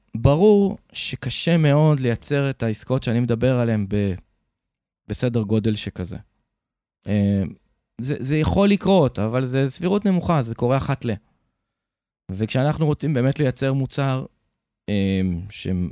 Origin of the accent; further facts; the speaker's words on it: Haifa, Haifa District, Israel; moved away as an adult; also born or lived in Tel Aviv / Ashdod; now in Jerusalem, Israel; נולדתי בתל אביב, בגיל שמונה עברנו לחיפה, אז אפשר להגיד שרוב הילדות שלי ביליתי בחיפה